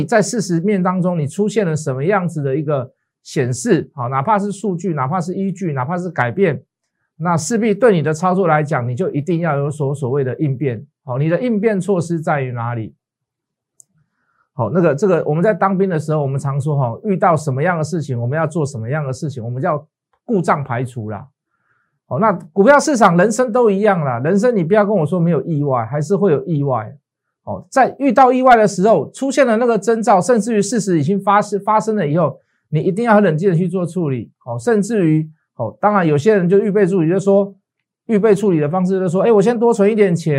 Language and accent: Chinese; Taiwan; born there; 但是很庆幸我们生在台湾呐，哦，这个把我们的这个这个病毒啊拒于国门之外